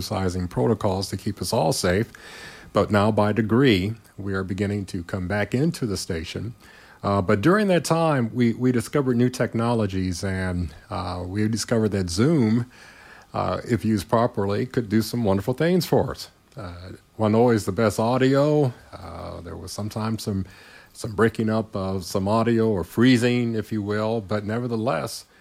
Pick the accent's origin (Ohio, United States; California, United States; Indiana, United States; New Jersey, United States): Indiana, United States; Gary; moved away; also born or lived in Bloomington, Indiana; my hometown is Gary, Indiana, but the majority of my life now, I've exceeded the more than the halfway point living in Bloomington